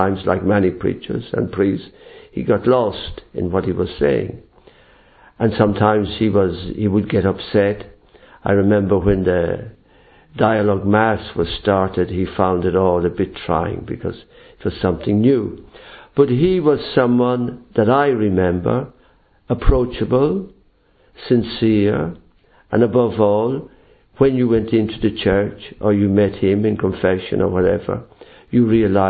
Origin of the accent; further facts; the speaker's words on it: County Cavan, Ireland; moved away as an adult; also born or lived in Africa; I am from Ireland, as probably you recognise with the accent